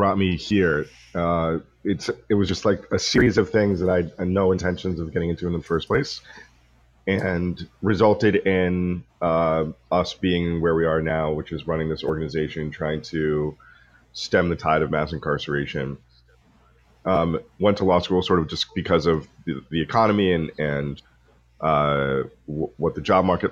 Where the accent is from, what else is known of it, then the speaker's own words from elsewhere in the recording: Pepperell, Massachusetts, United States; also born or lived in Colombia; I grew up predominantly on the North Shore of Massachusetts up in a little town called Pepperell